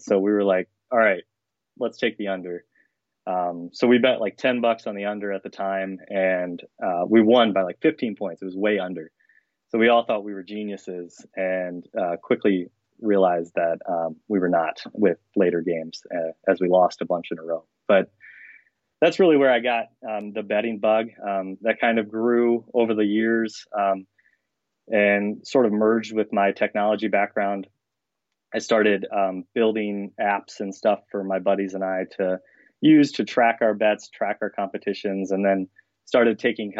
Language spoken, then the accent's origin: English; Denison, Iowa, United States; born there; I guess I was born in Denison, Iowa, 7 pounds.